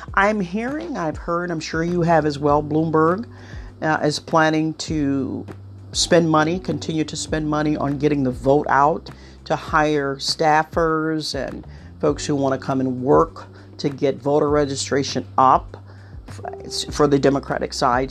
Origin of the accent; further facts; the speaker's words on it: Ohio, United States; my home state of Ohio